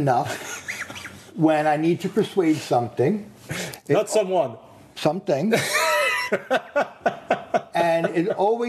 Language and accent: English; Long Island, New York, United States; also born or lived in Manhattan; Born and raised on Long Island.